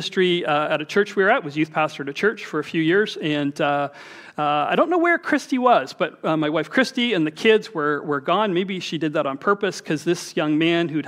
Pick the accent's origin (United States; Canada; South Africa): Canada; Toronto, Ontario; We grew up in Scarborough